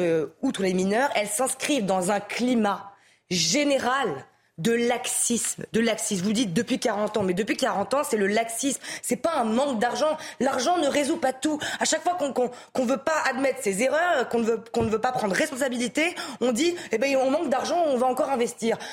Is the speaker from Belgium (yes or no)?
no; France; en tant que français